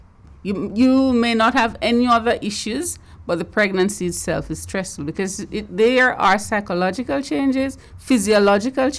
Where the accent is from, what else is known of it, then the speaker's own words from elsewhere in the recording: Jamaica; now in Cayman Islands; I'm Jamaican.